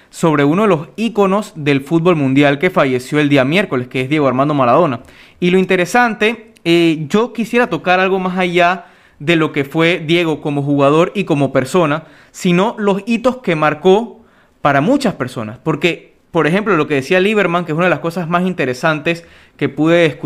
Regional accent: Panama; la mayoría de los que nos escuchan, obviamente por ser panameños, somos panameños

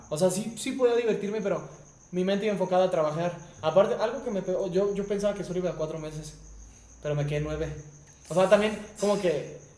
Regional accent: Mexico City, Mexico; born there; also born or lived in Los Cabos, Mexico; nací en Ciudad de México. A los seis años me fui a Los Cabos a vivir.

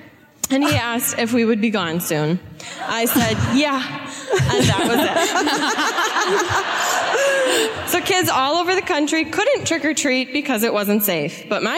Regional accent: Wauwatosa, Wisconsin, United States; From Milwaukee, from Wauwatosa.

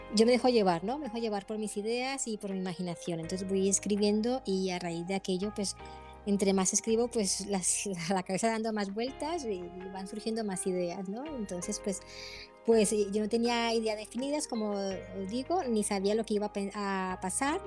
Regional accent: Colombia; moved away as an adult; now in Spain; vivo en España, nací en Colombia, pero vivo hace 20 años que vivo aquí en España

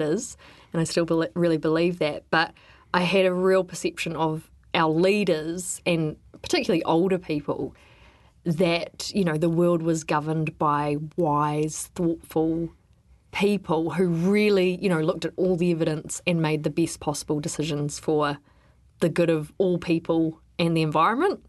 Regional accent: Wellington, New Zealand; I grew up in Wellington

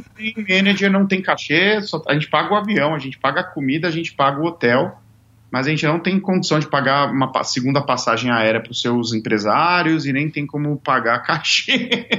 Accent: Brazil; moved away as an adult; also born or lived in Japan; eu saí do Brasil

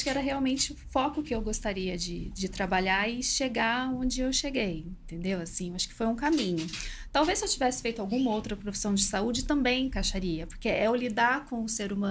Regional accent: Minas Gerais, Brazil; eu sou de uma cidade pequena, interior de Minas.

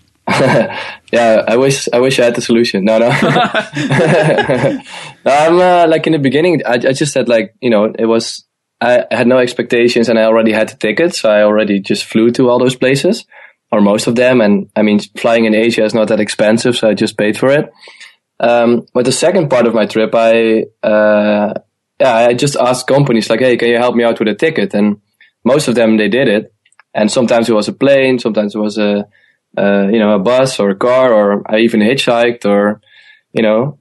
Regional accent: Eindhoven, North Brabant, Netherlands; moved away; also born or lived in Amsterdam; I'm originally born in the south of the Netherlands, in uh, in Eindhoven

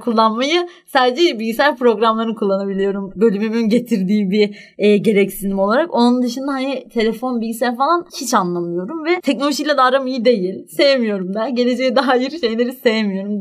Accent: Istanbul, Turkey; ben doğup büyüdüğüm yerde

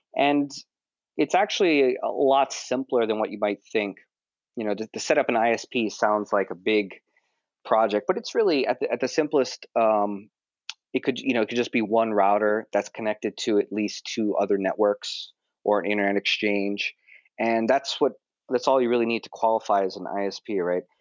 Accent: Honolulu, Hawaii, United States; moved away as an adult; now in Tokyo, Japan; I'm originally from Honolulu, Hawaii, and I moved to Tokyo when I was about 20 years old

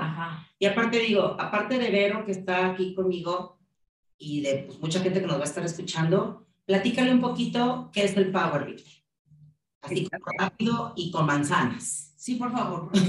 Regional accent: Mexico; como mexicanos

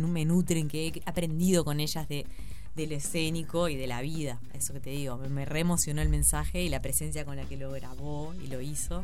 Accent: Uruguay; el viaje que hicimos tres dramaturgas uruguayas

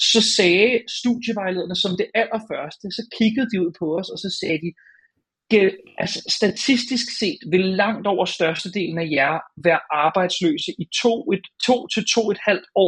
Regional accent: Hornbæk, Capital Region of Denmark, Denmark; rundt på de der villaveje i Hornbæk, hvor jeg voksede op.

